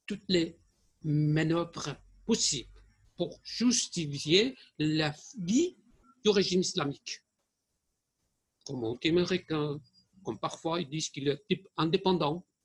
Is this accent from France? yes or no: no; Germany; Je suis allemand, je suis allemand d'origine iranienne, mais il peut dire la vérité.